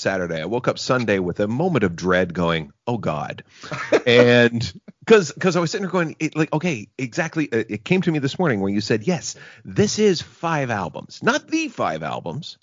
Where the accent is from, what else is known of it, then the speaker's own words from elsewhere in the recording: Gananoque, Ontario, Canada; growing up in Gananoque, Ontario, as I did